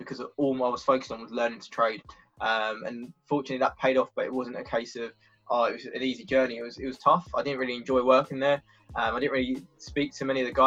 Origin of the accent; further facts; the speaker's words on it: Essex, East of England, United Kingdom; moved away as an adult; now in Brighton, United Kingdom; originally I'm from Essex